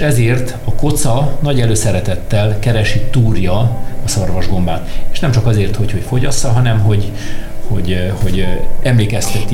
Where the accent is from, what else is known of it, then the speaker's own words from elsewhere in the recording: Cluj-Napoca, Cluj County, Romania; now in Hungary; én Kolozsvári vagyok egyébként, uh-huh. Kolozsvárról jöttem Magyarországra